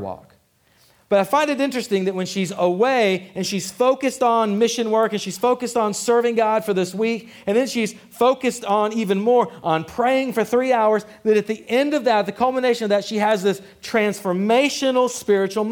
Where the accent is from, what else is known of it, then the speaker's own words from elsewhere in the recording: Killeen, Texas, United States; I grew up in Killeen. We say, "You get your hair did."